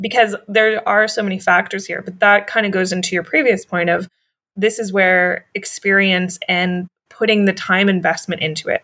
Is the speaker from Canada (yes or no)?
yes; Canada; we're two Canadians